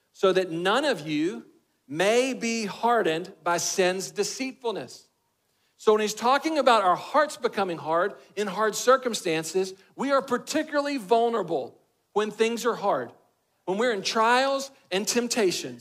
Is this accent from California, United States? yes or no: no; Texas, United States; I'm a boy from Texas